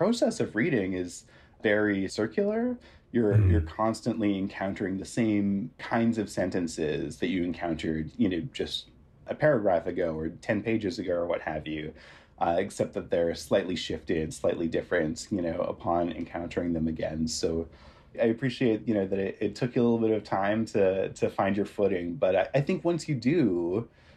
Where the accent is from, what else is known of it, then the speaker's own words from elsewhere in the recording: Ontario, Canada; I grew up in Ontario